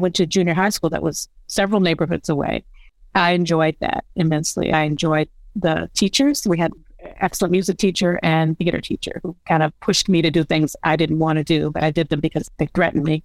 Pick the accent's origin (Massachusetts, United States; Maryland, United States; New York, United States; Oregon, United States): New York, United States; Buffalo; moved away as an adult; also born or lived in Brooklyn, New York; I moved from Brooklyn to Buffalo, New York to be with my mom